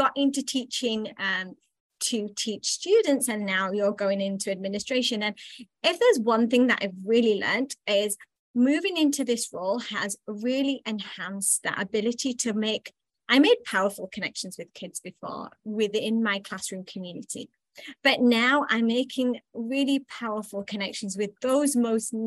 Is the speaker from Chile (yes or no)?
no; England, United Kingdom; now in United States; I'm originally from England, and I think that's where things originated for me. I was very much was raised in a household